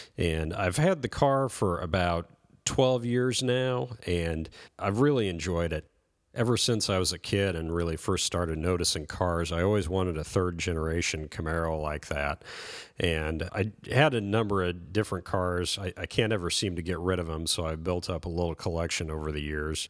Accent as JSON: {"language": "English", "region": "Nebraska", "country": "United States", "tie": "born or raised there", "also_born_or_lived": "West Coast / East Coast", "moved": "as an adult", "said": "back in my hometown in Nebraska"}